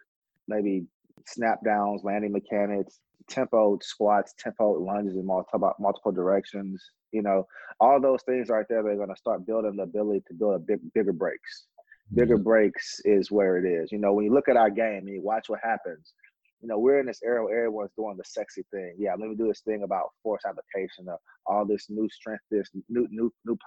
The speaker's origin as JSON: {"language": "English", "region": "the South", "country": "United States", "tie": "born or raised there", "said": "I grew up in the South."}